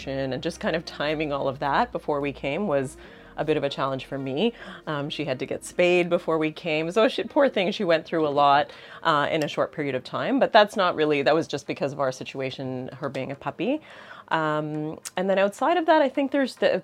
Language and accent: English; Toronto, Ontario, Canada; moved away as an adult; now in Barbados; I'm from Toronto